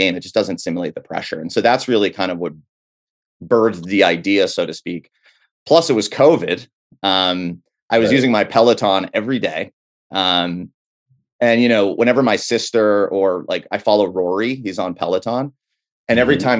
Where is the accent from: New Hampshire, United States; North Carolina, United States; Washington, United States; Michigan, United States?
New Hampshire, United States; I grew up in New Hampshire